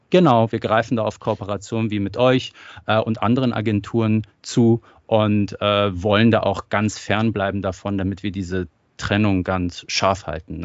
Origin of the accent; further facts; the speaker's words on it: Germany; also born or lived in Iran; Ich bin gebürtiger Iraner, bin aber in Deutschland aufgewachsen